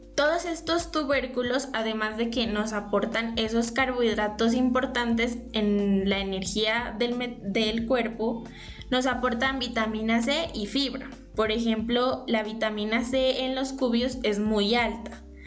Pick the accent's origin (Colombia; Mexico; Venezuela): Colombia; Como colombianos